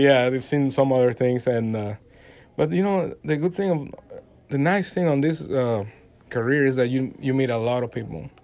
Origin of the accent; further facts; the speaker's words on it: Veracruz, Mexico; English is a second language; moved away as an adult; also born or lived in Mexico City, Mexico; now in Dallas, United States; I actually live in Veracruz, where it's like the coast uh-huh. of uh, the Gulf of Mexico, and we, I, we used to play uh, soccer there and baseball and all